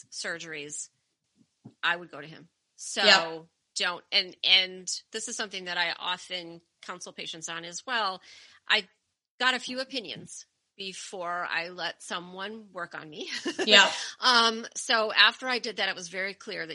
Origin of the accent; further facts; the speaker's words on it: outside of Detroit, Michigan, United States; now in Connecticut, United States; I grew up outside of Detroit.